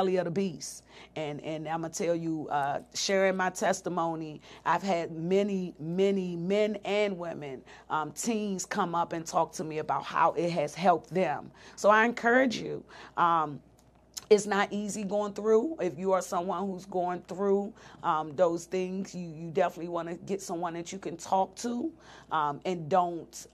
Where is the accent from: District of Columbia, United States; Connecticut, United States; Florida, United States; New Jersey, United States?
District of Columbia, United States; Washington; I was raised in Southeast DC